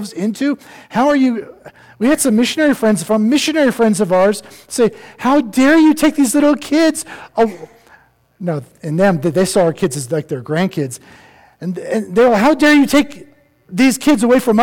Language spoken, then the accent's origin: English; East Coast, United States; now in Colorado, United States; I'm not one. I grew up on the East Coast. I was a beach bum.